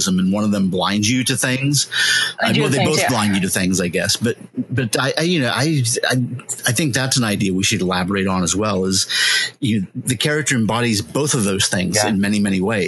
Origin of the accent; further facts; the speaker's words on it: United States; having grown up here, you know, being American citizens